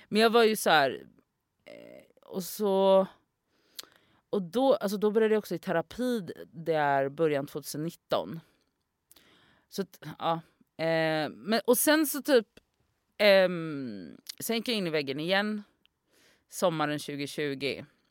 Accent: Gothenburg, Västra Götaland, Sweden; moved away as an adult; also born or lived in Oslo; jag är ju från Göteborg

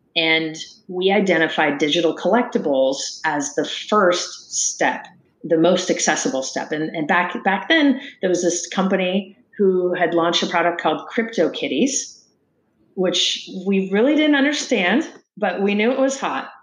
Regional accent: Sacramento, California, United States; I, I grew up in Sacramento, California, playing a lot of sports

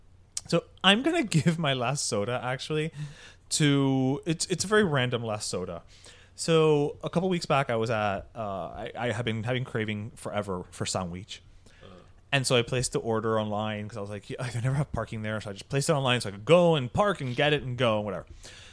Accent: Miami, Florida, United States; because I'm from Miami and I've lived here my whole life and I got the tattoo.

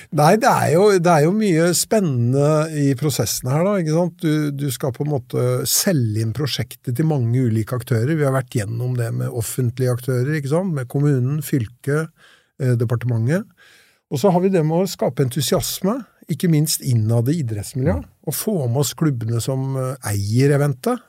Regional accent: Lillehammer, Innlandet, Norway; jeg er jo østlending, som dere og kommer fra Lillehammer

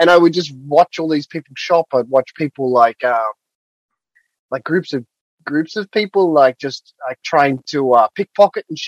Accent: Australia; moved away as an adult; also born or lived in London; now in Tokyo, Japan; I grew up in Australia.

